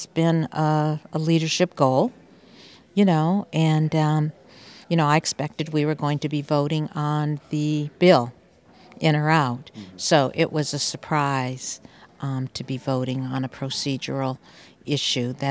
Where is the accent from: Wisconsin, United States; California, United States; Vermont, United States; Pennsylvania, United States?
Vermont, United States; West Rutland; I grew up in West Rutland